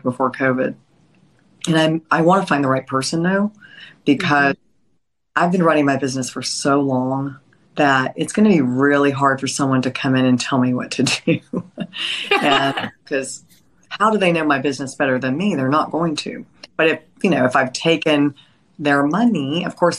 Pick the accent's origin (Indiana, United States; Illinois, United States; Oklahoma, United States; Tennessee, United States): Tennessee, United States; Nashville; I was raised in Nashville